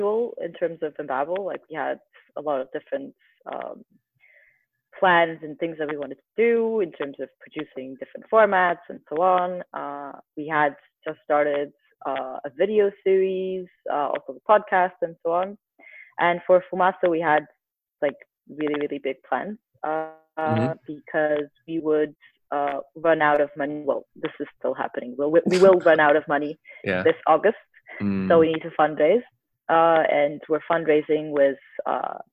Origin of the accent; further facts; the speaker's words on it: Porto, Norte, Portugal; moved away as an adult; now in Lisbon, Portugal; I'm currently based in Lisbon, Portugal. I'm originally from Porto, but I've been living here for the past 10 years or so.